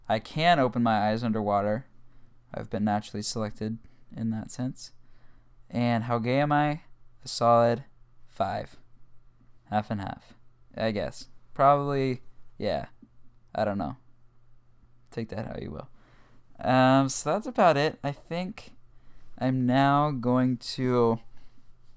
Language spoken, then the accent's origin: English; Kansas City, Missouri, United States; I was born on March 11th, 2002 in Kansas City, Missouri